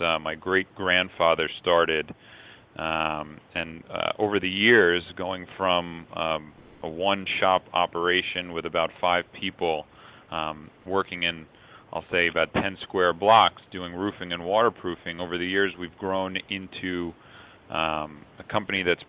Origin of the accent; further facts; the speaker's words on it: New York City, New York, United States; Born and raised in New York City